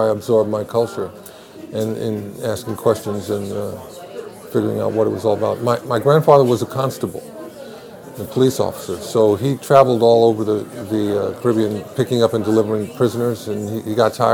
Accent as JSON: {"language": "English", "region": "New York", "country": "United States", "tie": "born or raised there", "said": "growing up in New York"}